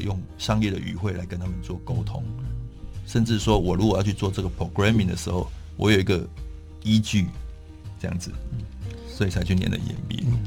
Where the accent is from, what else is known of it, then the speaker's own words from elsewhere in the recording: Taichung, Taiwan; moved away as an adult; now in Taipei, Taiwan; 因为我是台中人，我是从台中上来的